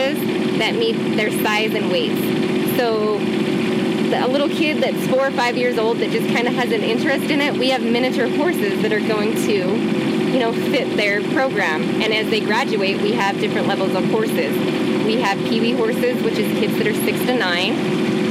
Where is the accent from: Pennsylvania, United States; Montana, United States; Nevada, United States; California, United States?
Montana, United States; Born and raised in Montana, my grandparents ranched south of Whitehall in Waterloo, Montana